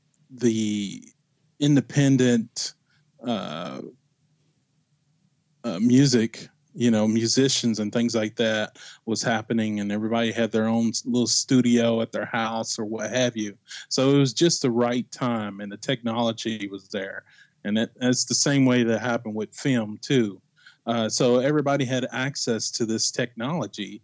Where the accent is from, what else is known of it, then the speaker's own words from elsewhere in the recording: Bardstown, Kentucky, United States; now in Indianapolis, United States; I was born and raised in Bardstown, Kentucky